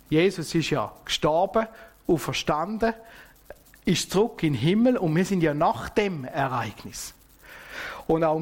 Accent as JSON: {"language": "German", "country": "Switzerland", "said": "Und das kennen wir ja auch bei uns in der Schweiz, oder?"}